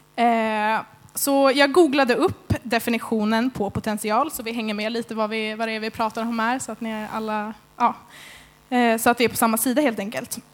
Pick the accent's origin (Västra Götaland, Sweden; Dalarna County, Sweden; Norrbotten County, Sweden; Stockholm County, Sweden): Stockholm County, Sweden; Märsta; moved away as an adult; now in Skövde, Sweden; Jag är från Stockholm egentligen, Märsta